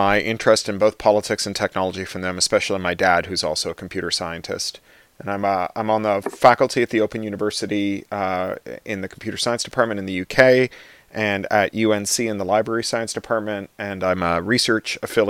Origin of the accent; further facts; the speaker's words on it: Canada; now in Burbank, United States; I'm Canadian and British and live just outside of Los Angeles in Burbank.